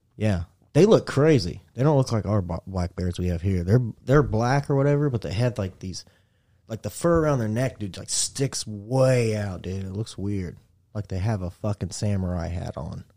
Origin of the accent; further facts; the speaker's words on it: Indiana, United States; I'm from Indiana